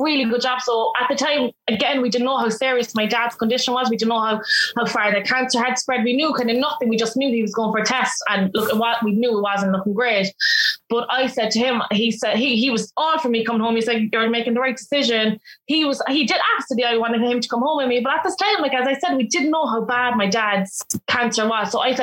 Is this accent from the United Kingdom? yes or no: no; Cork, Munster, Ireland; I'm from Cork City.